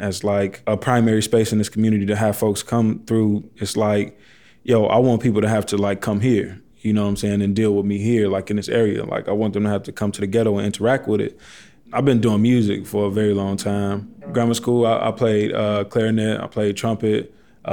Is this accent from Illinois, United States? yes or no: yes; Chicago, Illinois, United States; also born or lived in Pilsen, Chicago / Los Angeles; I'm from Auburn Gresham. That's where I was born and raised. Just always been on the South Side